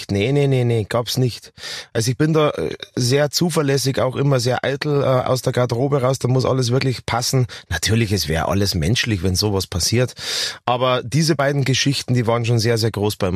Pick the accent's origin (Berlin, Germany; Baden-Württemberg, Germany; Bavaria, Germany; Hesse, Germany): Bavaria, Germany; bitte, ich bin ein Bayer, ich kann das schon von vornherein.